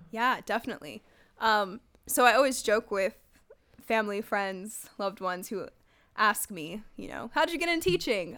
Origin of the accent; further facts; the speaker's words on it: San Jose, California, United States; they placed me back into my hometown of San Jose